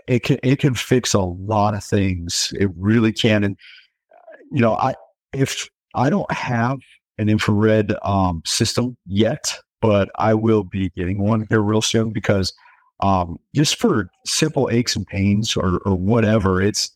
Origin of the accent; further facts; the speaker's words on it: Denver, Colorado, United States; Yeah, so born and raised in Denver, Colorado.